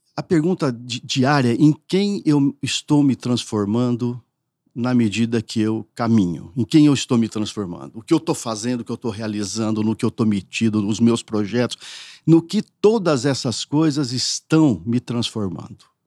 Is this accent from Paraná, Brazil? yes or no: yes; northern Paraná, Brazil; also born or lived in São José do Rio Preto, São Paulo; now in São Paulo, Brazil; morava numa cidade muito pequena no norte do Paraná